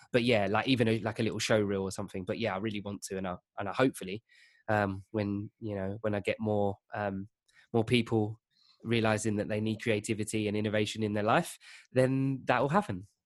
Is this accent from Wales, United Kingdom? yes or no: no; Essex, outskirts of East London, East of England, United Kingdom; I grew up in East London. Well, um, on the outskirts, so Essex.